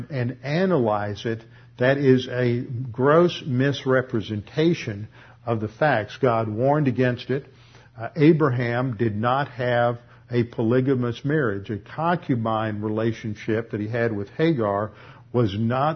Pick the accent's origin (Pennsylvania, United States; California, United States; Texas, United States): Texas, United States; Houston; I grew up over in Meyerland